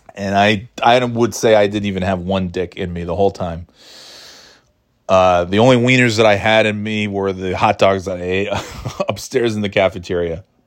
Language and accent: English; New York, United States; moved away as an adult; also born or lived in Florida / North Carolina / New England; now in New Hampshire, United States; I'm born and raised in New York.